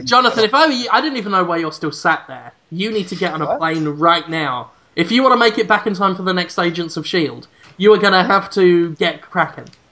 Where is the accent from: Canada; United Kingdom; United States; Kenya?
United Kingdom; i'm actually proud of how shit my hometown is it's actually in a book, The Worst Cities in Britain